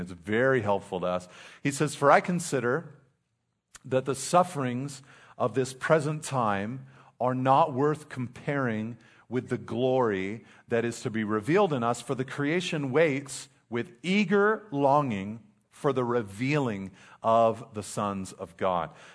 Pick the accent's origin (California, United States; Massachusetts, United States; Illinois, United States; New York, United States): California, United States; Pacific Grove; also born or lived in Monterey Peninsula; I grew up in Pacific Grove, very tough, very tough, the mean streets of Pacific Grove.